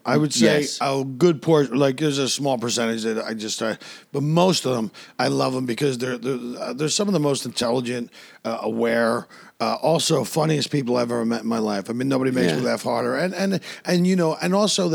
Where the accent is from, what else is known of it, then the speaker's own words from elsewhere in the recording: Philadelphia, Pennsylvania, United States; moved away as an adult; now in Los Angeles, United States; I grew up in Philadelphia, and Philly